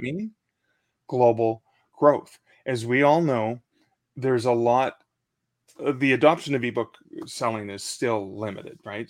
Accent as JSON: {"language": "English", "country": "Canada", "said": "I'm in a Canadian country"}